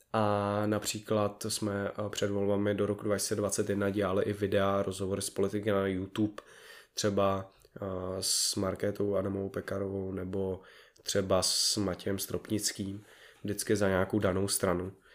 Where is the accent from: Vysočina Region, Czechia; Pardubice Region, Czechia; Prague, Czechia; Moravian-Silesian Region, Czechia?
Prague, Czechia; já jsem z Prahy